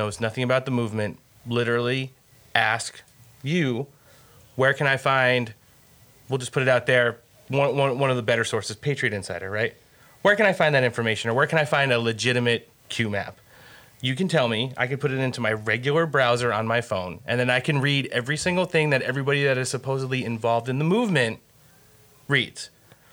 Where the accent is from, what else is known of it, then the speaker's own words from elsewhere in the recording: Northeast, United States; I grew up in the Northeast, the tri-state area